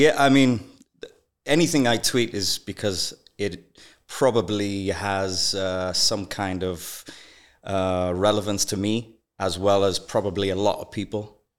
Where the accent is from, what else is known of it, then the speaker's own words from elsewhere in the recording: Wales, United Kingdom; also born or lived in Zambia / Malawi; I was born in Zambia. We moved to Malawi. In Malawi, my dad passes away. I'm 9 years old. My mom's left with 5 kids to raise. We moved to UK, to Wales.